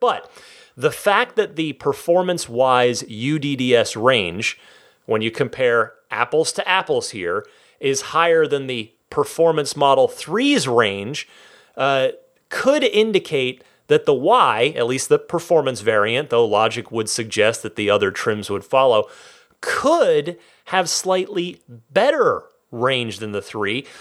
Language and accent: English; Vernon, New Jersey, United States; moved away; I am from New Jersey originally. Vernon, represent.